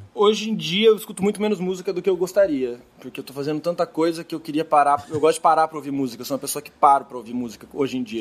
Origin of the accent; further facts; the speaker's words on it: Mogi das Cruzes, São Paulo, Brazil; moved away as an adult; also born or lived in Sorocaba / Belo Horizonte; now in São Paulo, Brazil; Eu cresci minha grande parte da minha infância em Mogi das Cruzes uhum. e São Paulo.